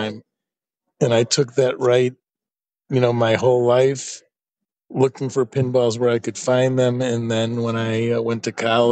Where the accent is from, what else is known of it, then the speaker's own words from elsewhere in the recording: Oak Park, Illinois, United States; moved away as an adult; also born or lived in Boston; I grew up in Oak Park, Illinois.